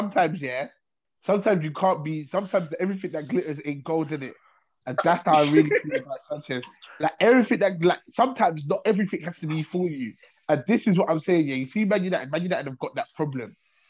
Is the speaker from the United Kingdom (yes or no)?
no; Ireland; I'm Irish in it until further notice.